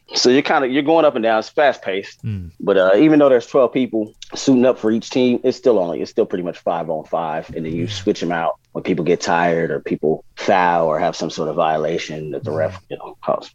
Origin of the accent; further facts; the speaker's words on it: San Diego, California, United States; growing up in San Diego